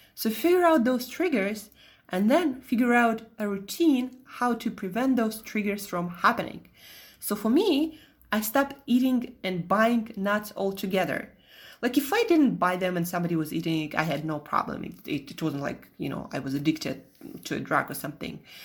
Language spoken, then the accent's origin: English; Russia; accent: Russian; moved away; also born or lived in Italy / Switzerland; my Russian accent